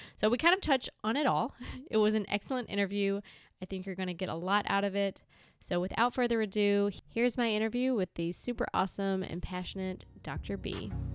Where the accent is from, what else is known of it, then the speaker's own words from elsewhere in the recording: Bennettsville, South Carolina, United States; moved away as an adult; now in Charleston, United States; I am originally from two and a half hours north of here